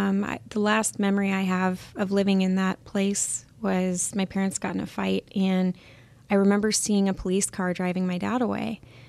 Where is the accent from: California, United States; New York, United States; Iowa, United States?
California, United States; Huntington Beach; also born or lived in Santa Ana / Moreno Valley; we were living in Moreno Valley. So I was born in Santa Ana, and then we moved to Moreno Valley, and then we moved back to Huntington Beach when I was about age 7.